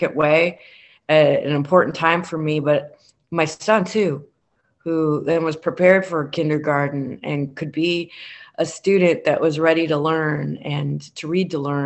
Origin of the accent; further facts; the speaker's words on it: Michigan City, Indiana, United States; my hometown of Michigan City